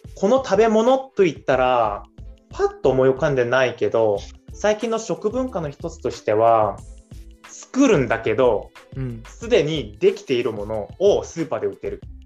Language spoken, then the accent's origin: Japanese; South Korea; moved away; 韓国にいる間はあ韓国人として